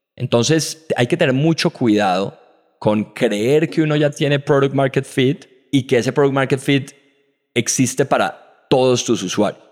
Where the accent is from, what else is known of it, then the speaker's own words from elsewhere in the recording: Colombia; Como colombianos